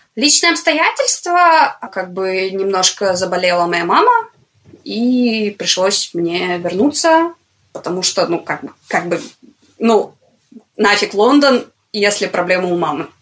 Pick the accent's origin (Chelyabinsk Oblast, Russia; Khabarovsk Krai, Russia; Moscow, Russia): Khabarovsk Krai, Russia; Komsomolsk-on-Amur; когда я была уже там типа в средней школе